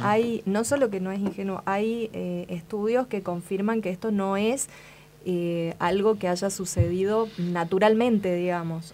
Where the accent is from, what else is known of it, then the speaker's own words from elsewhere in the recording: Espeña, Chaco, Argentina; Espeña, mi pueblo